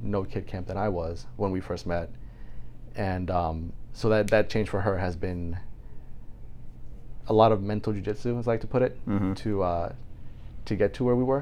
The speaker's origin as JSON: {"language": "English", "country": "Puerto Rico", "tie": "born or raised there", "moved": "yes", "said": "growing up in Puerto Rico, my grandparents and great-grandparents, uncles were all on the same street"}